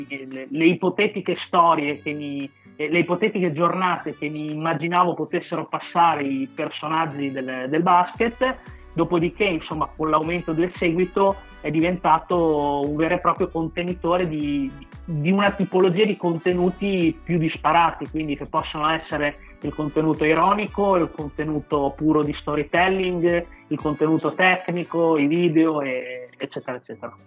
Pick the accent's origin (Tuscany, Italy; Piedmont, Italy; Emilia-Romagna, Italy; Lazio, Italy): Emilia-Romagna, Italy; Bologna; io sono di Bologna